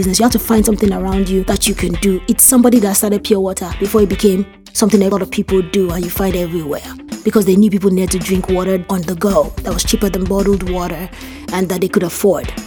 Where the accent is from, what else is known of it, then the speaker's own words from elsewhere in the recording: Nigeria; I grew up in Ikemi selling medicine